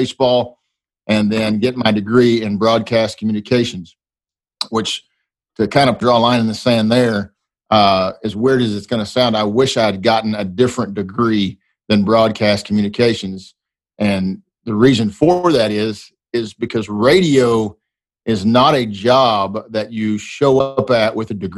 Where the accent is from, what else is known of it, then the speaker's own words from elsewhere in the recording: Dallas-Fort Worth, Texas, United States; also born or lived in Waxahachie, Texas; my hometown Texas Rangers